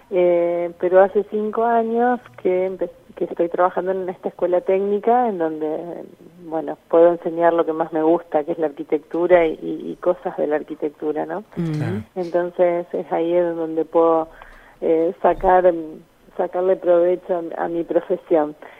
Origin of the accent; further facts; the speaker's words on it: Gálvez, Santa Fe, Argentina; Yo soy de Galvez, una población de 25.000 habitantes